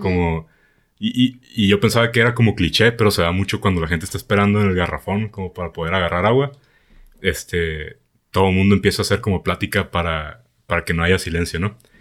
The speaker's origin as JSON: {"language": "Spanish", "country": "Mexico", "said": "yo soy el mexicano"}